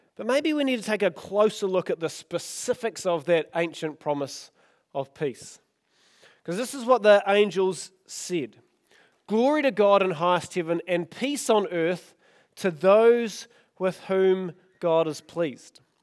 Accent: Oamaru, Otago, New Zealand; I grew up in Omaru

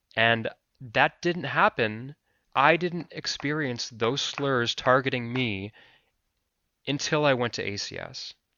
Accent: Anchorage, Alaska, United States; I am a Filipino American man living in Anchorage, Alaska

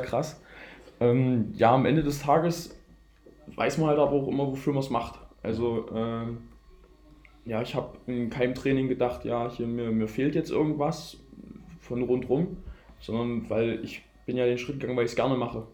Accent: near Gera, Thuringia, Germany; accent: Saxon; moved away; Ich stamme ursprünglich aus Gera, aus der Nähe von Gera, aus einem kleinen Dorf

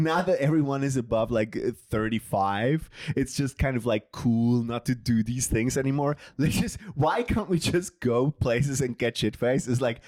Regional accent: Bern, Switzerland; And I'm from Bern. So we decided, like, let's go to Chris's hometown.

